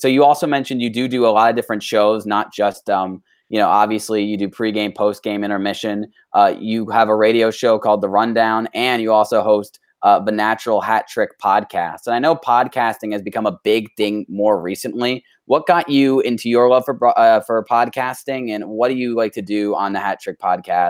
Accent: New Canaan, Connecticut, United States; we're from New Canaan

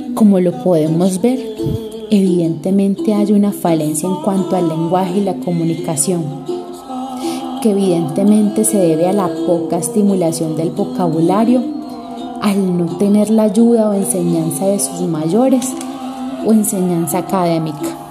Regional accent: Tolú, Sucre, Colombia; mi pueblo natal, Tolu Sucre, un hermoso pueblo a orillas del mar

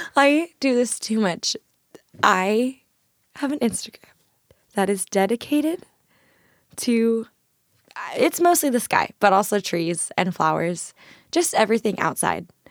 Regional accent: Irvine, California, United States; moved away as an adult; now in Tacoma, United States; I'm from Irvine in Orange County

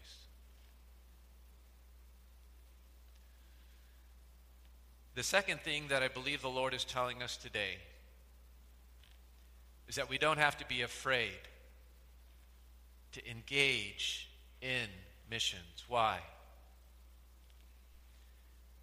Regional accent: United States; also born or lived in Philippines; we're from the United States

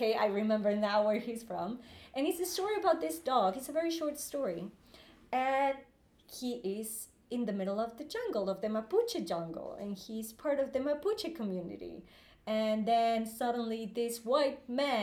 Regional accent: Guadalajara, Jalisco, Mexico; English is a second language; moved away as an adult; now in London, United Kingdom; my hometown, which is Guadalajara in Mexico

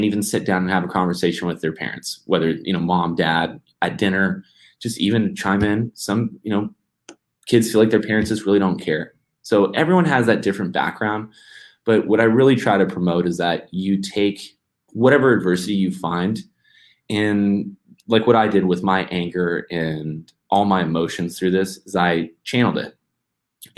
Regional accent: United States; being an American

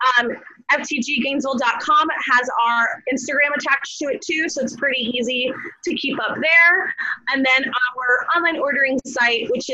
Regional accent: South Florida, United States; moved away as an adult; now in Gainesville, United States; I'm from South Florida, where my old place where I'm from would have food truck rallies on Fridays

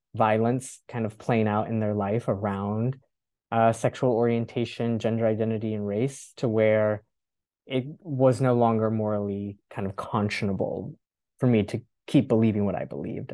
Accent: North Florida, United States; moved away; I was born and raised in North Florida.

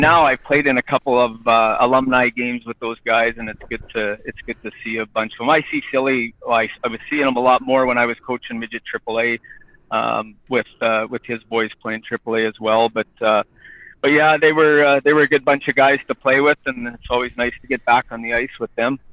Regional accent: Edam, Saskatchewan, Canada; in my hometown.

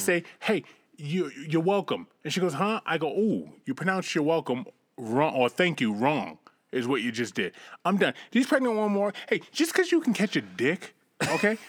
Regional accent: United States; accent: American; I'm gonna be the American, and my accent's gonna make me that much hotter

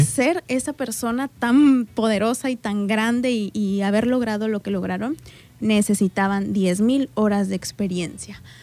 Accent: Colima, Mexico; moved away as an adult; now in Manzanillo, Mexico; No, no soy de aquí, yo soy de Colima.

